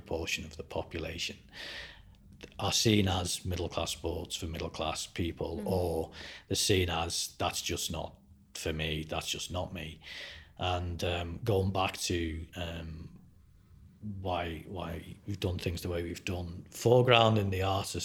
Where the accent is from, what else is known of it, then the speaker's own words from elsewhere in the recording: Liverpool, North West England, United Kingdom; moved away; I'm certainly from Liverpool, where I'm from, we have more visual art galleries per head of population than anywhere in the UK